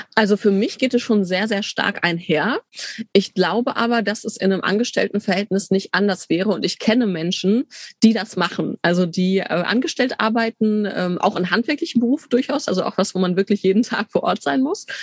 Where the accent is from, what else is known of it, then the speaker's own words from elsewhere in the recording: Bielefeld, North Rhine-Westphalia, Germany; moved away as an adult; also born or lived in Tübingen / Leipzig; ich bin gebürtige Bielefelderin, bin da nach dem Abi dann weg